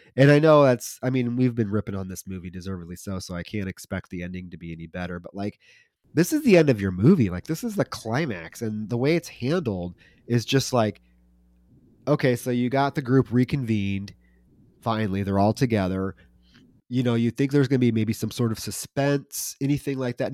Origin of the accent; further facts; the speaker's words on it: Iowa, United States; I'm from Iowa